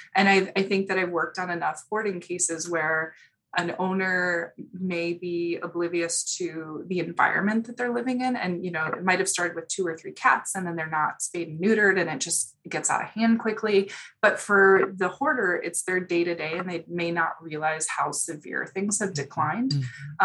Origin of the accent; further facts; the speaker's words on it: Chicago, Illinois, United States; moved away; also born or lived in Houston; I'm from Chicago, born and raised.